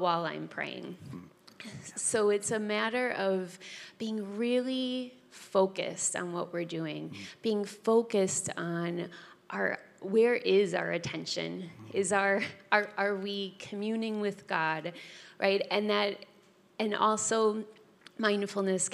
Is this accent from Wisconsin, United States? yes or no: yes; Wisconsin, United States; moved away; I am from Wisconsin